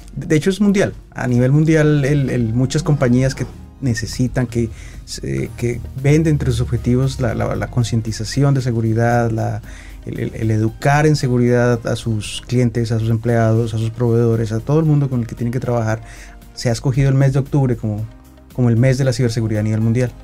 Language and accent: Spanish; Colombia; yo soy colombiano